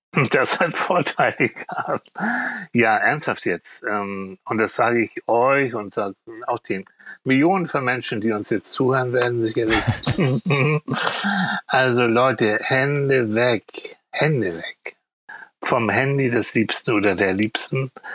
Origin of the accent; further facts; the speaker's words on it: Hamburg, Germany; also born or lived in Schleswig; ich komme aus Hamburg.